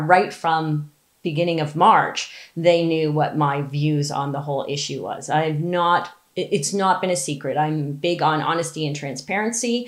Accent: Ontario, Canada; I'm from Ontario

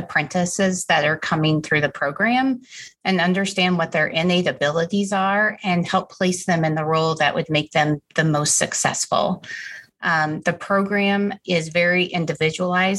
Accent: Wichita, Kansas, United States; I grew up in Wichita, Kansas, went to school at Wichita State University

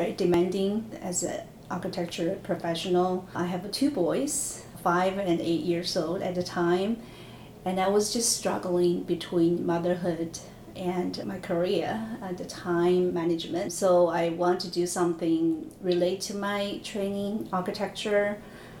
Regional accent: China; moved away as an adult; I grew up in China in this big architecture engineer company

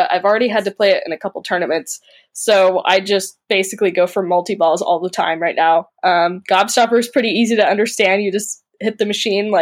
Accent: Overland Park, Kansas, United States; I'm from Overland Park, Kansas

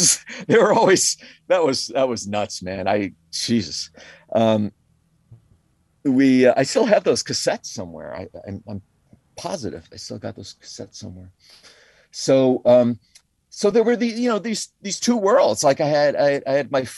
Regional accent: Connecticut, United States; moved away as an adult; also born or lived in Bronx, New York City / New York City / Woodstock; I was born in the Bronx, and I lived there for I went to public school there my kindergarten year and my first grade. And then we moved to Connecticut, where I grew up in Connecticut.

